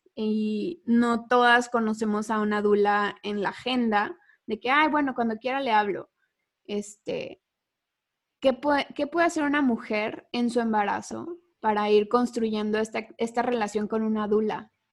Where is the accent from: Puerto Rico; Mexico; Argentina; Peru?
Mexico; nosotras tres somos mexicanas